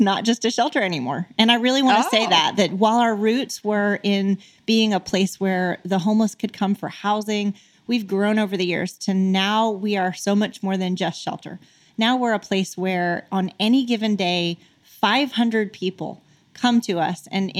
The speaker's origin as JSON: {"language": "English", "region": "Arkansas", "country": "United States", "said": "on me because I was from Arkansas."}